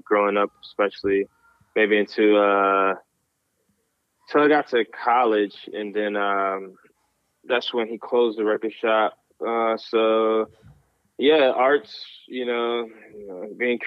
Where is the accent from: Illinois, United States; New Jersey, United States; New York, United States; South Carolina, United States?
New York, United States; Syracuse; moved away as an adult; also born or lived in Philadelphia; now in Jersey City, United States; born and raised in Syracuse, New York